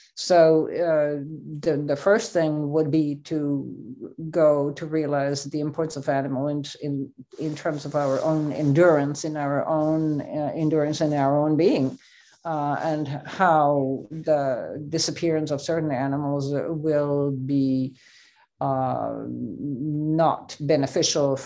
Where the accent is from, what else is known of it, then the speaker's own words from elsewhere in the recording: Switzerland; I grew up in Switzerland